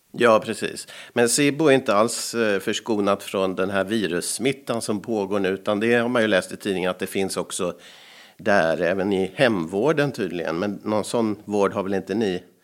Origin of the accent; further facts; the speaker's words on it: Sweden; accent: rikssvenska; jag var ju från Sverige som skådespelare